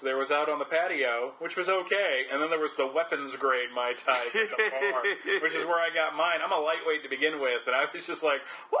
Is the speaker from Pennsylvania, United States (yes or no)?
yes; Allentown, Pennsylvania, United States; I'm from Allentown.